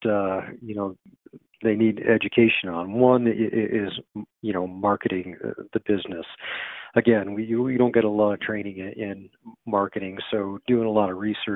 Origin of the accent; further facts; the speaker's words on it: San Diego, California, United States; moved away as an adult; also born or lived in Boulder, Colorado; I went back to my hometown of San Diego, California